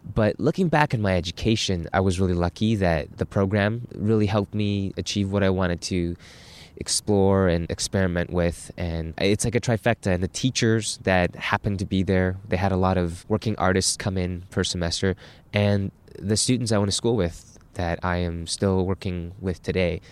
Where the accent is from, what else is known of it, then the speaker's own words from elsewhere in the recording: Burnaby, British Columbia, Canada; I grew up in Burnaby, B C, about half an hour out of downtown Vancouver. And before that, uh, I immigrated here with my mother at the age of nine